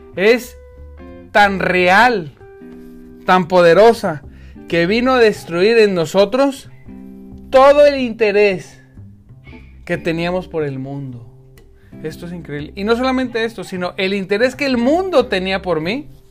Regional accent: northern Mexico, Mexico; como decimos en el norte

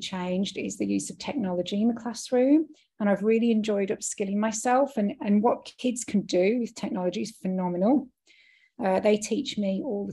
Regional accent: United Kingdom; moved away; I'm British. That's where I was born and raised

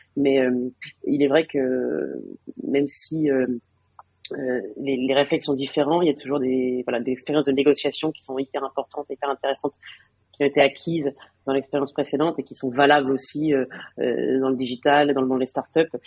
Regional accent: France; moved away as an adult; now in Madrid, Spain; mon mari est, français comme moi

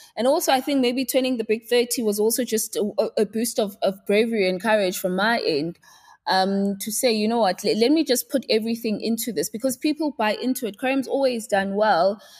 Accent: Pietermaritzburg, KwaZulu-Natal, South Africa; moved away as an adult; now in Johannesburg, South Africa; I'm from Pietermaritzburg in K Z N. So that's where I was born, uh, bred and raised, and that's where I did my schooling up until I was eighteen.

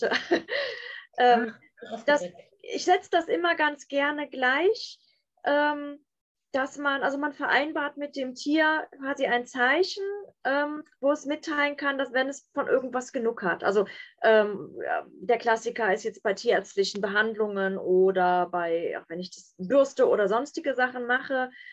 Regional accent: Bonn, North Rhine-Westphalia, Germany; Ich komme aus Bonn und da habe ich die mobile Hundeschule

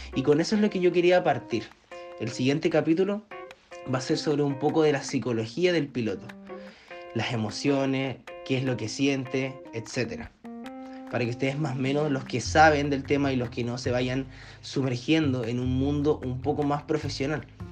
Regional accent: Viña del Mar, Valparaíso, Chile; soy de Chile, de la ciudad de Viña del Mar

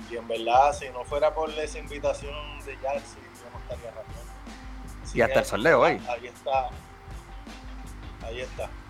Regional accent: Carolina, Puerto Rico; Bueno, pues yo, me crié en Carolina y básicamente pues yo vi amigos míos desde la, crianza

